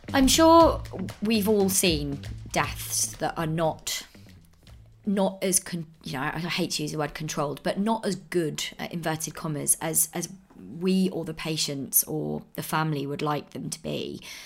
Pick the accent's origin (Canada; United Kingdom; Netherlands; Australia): United Kingdom; as British people